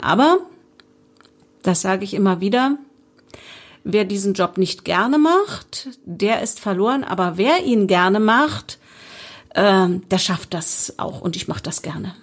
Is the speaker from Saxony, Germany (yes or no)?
no; Spremberg, Brandenburg, Germany; ich bin ja gebürtige Sprembergerin und liebe meine Stadt